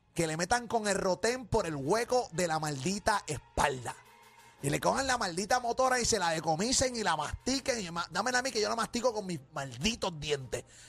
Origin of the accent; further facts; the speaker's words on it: Puerto Rico; orgullo de ser puertorriqueño